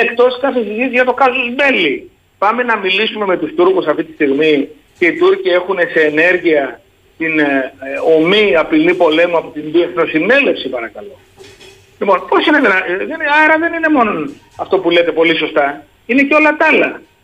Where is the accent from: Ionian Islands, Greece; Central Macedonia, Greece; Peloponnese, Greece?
Peloponnese, Greece; Sparta; όταν ήμουν παιδί στη Σπάρτη, εγώ κατάγομαι τη Σπάρτη